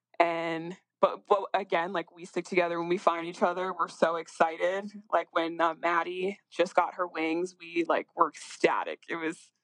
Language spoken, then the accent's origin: English; Northeast, United States; I'm from the Northeast.